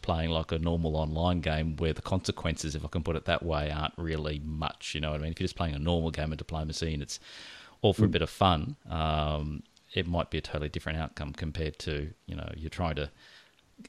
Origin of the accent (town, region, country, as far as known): Australia